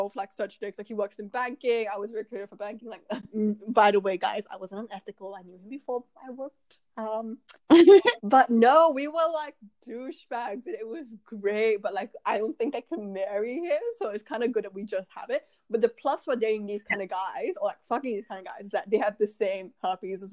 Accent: Malaysia; growing up in Asia, you just don't. Like, nobody talks about it. Like, you know, in Malaysia

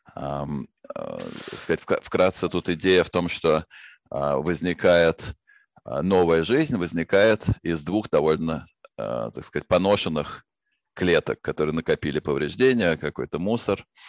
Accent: Moscow, Russia; Я родился в Москве в семье ученых

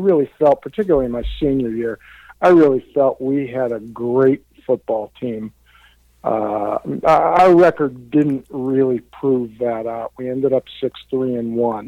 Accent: Youngstown, Ohio, United States; I had never been out of Youngstown before

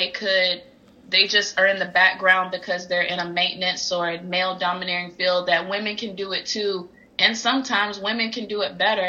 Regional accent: Albany, Georgia, United States; moved away as an adult; now in United Kingdom; Born and raised in Albany, proud to be an Albany native

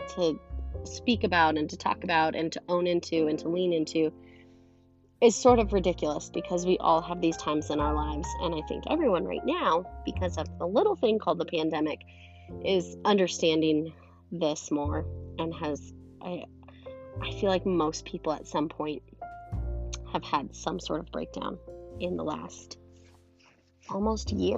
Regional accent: Montana, United States; moved away; I'm from Montana originally

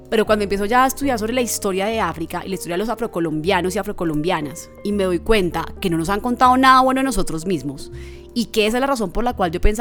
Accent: Chocó, Colombia; also born or lived in Bogotá; En el Chocó, de donde yo soy, porque yo, aunque nací en Bogotá, soy chocuana.

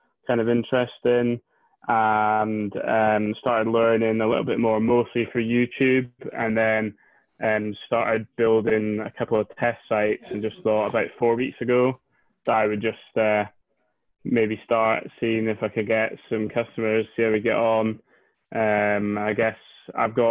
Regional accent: Scotland, United Kingdom; also born or lived in Inverness; I live in Inverness, which is way up the north end of Scotland

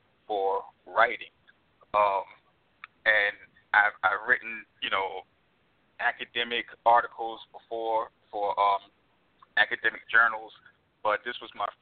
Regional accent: New York, United States; moved away; I'm originally from New York

